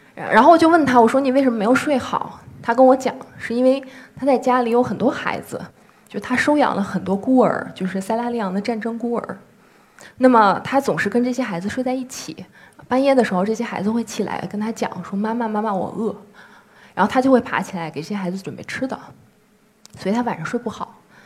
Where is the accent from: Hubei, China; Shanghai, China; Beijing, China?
Beijing, China; 我是来自北京的一名妇产科医生